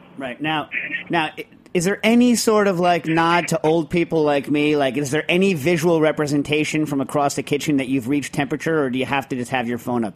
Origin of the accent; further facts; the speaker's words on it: United States; I'm an American